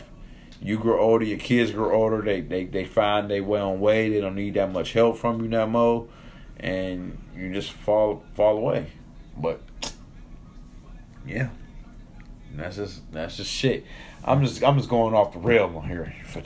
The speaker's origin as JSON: {"language": "English", "town": "Detroit", "region": "Michigan", "country": "United States", "said": "We're from Detroit"}